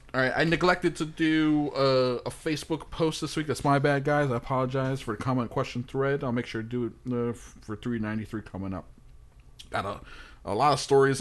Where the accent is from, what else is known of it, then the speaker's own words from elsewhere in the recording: New York, United States; me in my house growing up in New York with my parents